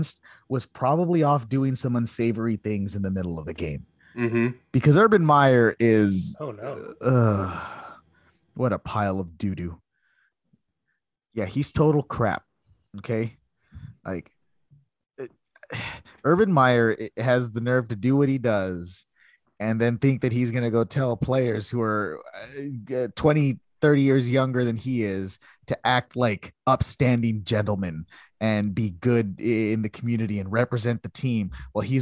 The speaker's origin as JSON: {"language": "English", "town": "Mercedes", "region": "Texas", "country": "United States", "tie": "born or raised there", "said": "In my hometown, Little Mercedes, Texas, in the 10-20 miles from the Mexican border"}